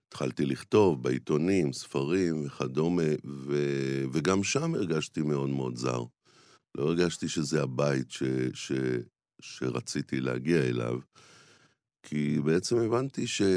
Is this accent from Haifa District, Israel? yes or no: no; Jerusalem, Jerusalem District, Israel; גדלתי בשכונת רמת אשכול בירושלים